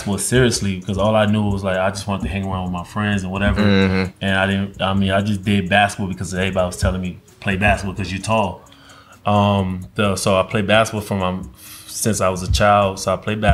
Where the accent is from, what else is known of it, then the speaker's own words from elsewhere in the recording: Newark, New Jersey, United States; English is a second language; also born or lived in Guinea; growing up in Newark, New Jersey